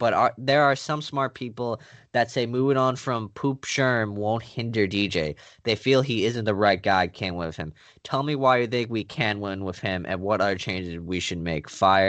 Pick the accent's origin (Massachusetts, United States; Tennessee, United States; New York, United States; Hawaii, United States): New York, United States; I'm a New Yorker.